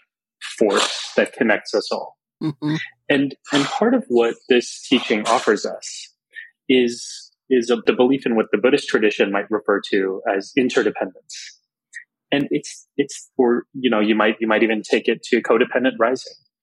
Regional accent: South Texas, United States; growing up in Texas

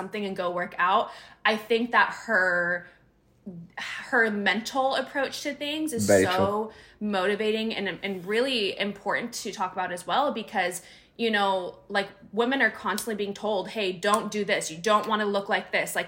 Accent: Northern California, United States; moved away as an adult; also born or lived in Sacramento / San Diego; I'm from Northern California

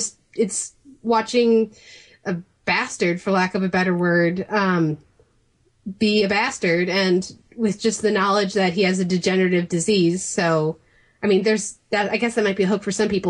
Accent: Chicago suburbs, Illinois, United States; I am from Chicago, or at least the suburbs

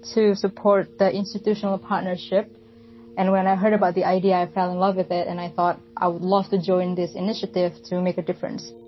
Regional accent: Java, Indonesia; now in Bali, Indonesia; I am an Indonesian from Java, currently living in Bali.

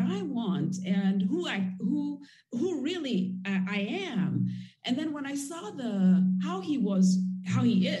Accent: Nairobi, Kenya; moved away as an adult; also born or lived in United States; I grew up in Kenya and in Nairobi, as I mentioned earlier, and it's not a very open society

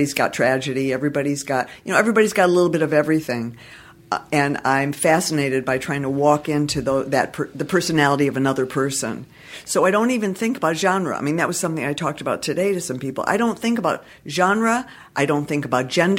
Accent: Detroit, Michigan, United States; now in Los Angeles, United States; I'm from Detroit originally

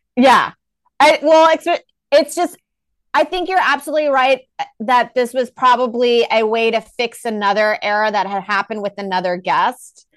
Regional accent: Texas, United States; now in New York, United States; I'm from Texas

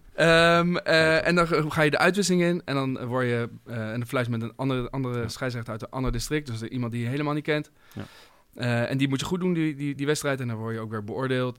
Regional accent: Voorburg, South Holland, Netherlands; moved away; ik kom oorspronkelijk uit Voorburg.

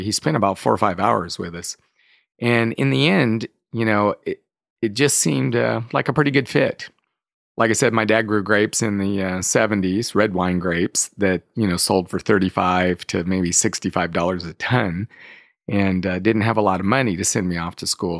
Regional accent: Escalon, California, United States; I grew up in the Central Valley of California, so outside of the town of Modesto, in a little town called Escalon

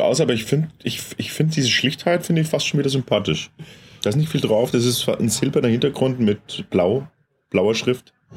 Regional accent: Franconia, Bavaria, Germany; bei uns in Franken

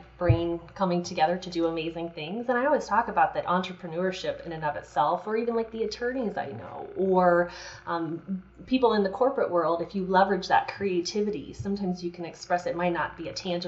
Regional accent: Colorado, United States; growing up in Colorado

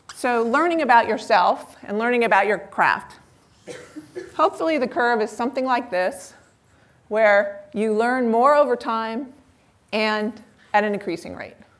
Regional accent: Palo Alto, California, United States; I grew up in Palo Alto

